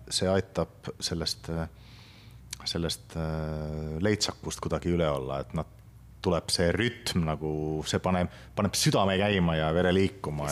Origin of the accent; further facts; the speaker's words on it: Kitee, North Karelia, Finland; Estonian is a second language; now in Tartu, Estonia; ma olen ise ju pärit Kite linnast